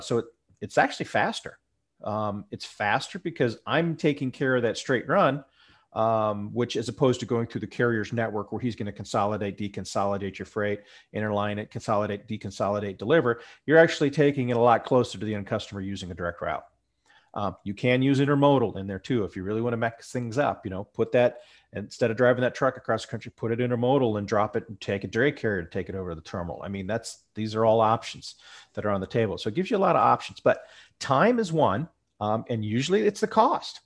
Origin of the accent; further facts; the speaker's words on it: Ohio, United States; I'm from Ohio here